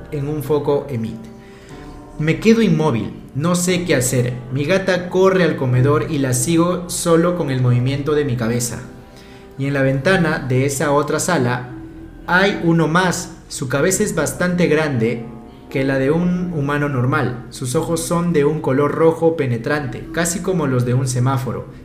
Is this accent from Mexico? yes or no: yes; Mexico City, Mexico; Soy un seguidor nuevo, soy de la Ciudad de México y me enteré de su canal